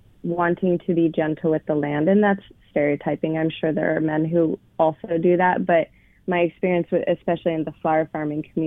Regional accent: Colorado, United States; now in Portland, United States; I grew up in Colorado

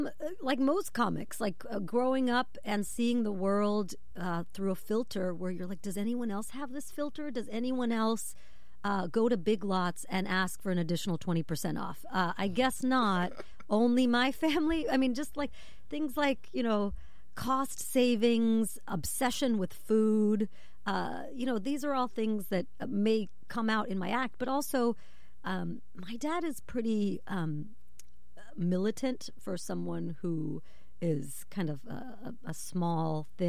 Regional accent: Buffalo, New York, United States; Yeah, so my parents moved from Chicago to Buffalo, New York.

